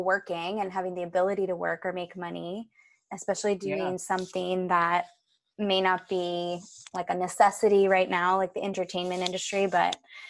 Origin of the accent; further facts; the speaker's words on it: Virginia, United States; moved away as an adult; also born or lived in New York City, United States; I'm actually from Virginia. I grew up there.